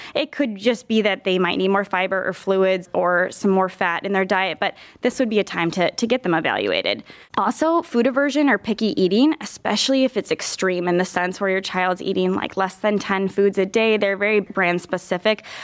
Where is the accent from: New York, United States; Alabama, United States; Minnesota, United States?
Minnesota, United States; moved away as an adult; also born or lived in Iowa; now in Cleveland, United States; I'm originally from Minnesota